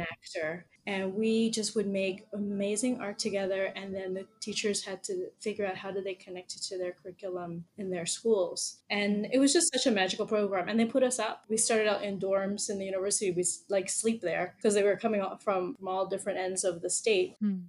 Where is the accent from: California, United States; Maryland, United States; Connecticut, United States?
Maryland, United States; Baltimore; moved away as an adult; now in Panama; I was born and raised in Baltimore, Maryland, and I lived there almost my whole life until 2018 when we moved here.